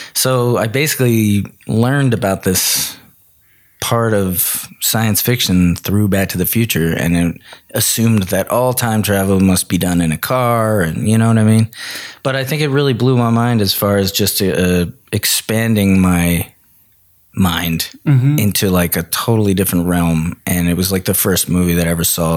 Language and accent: English; Elkins Park, Pennsylvania, United States; I grew up in Philly, well, a little town outside of Philly called Elkins Park, PA, but close enough.